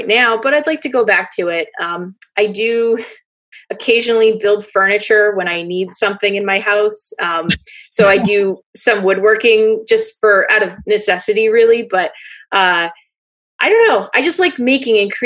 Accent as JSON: {"language": "English", "region": "Western Maine", "country": "United States", "tie": "born or raised there", "also_born_or_lived": "Chester, New Hampshire", "said": "I grew up in Western Maine"}